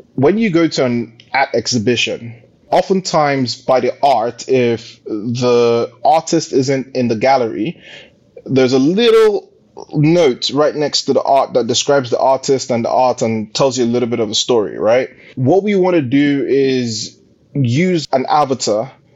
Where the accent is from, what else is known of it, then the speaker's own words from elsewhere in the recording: Nigeria; moved away as an adult; now in United Kingdom; born and bred in Nigeria. I went to primary school, college, university in Nigeria, and then came to the UK for my master's